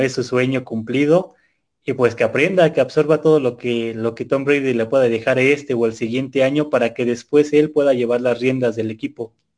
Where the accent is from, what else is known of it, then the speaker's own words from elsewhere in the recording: Mexico; todos los mexicanos